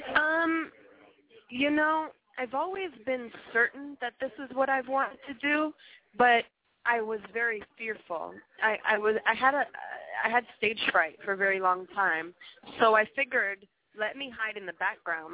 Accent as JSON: {"language": "English", "town": "Montreal", "region": "Quebec", "country": "Canada", "tie": "born or raised there", "moved": "as an adult", "said": "I'm from Montreal, as you mentioned originally"}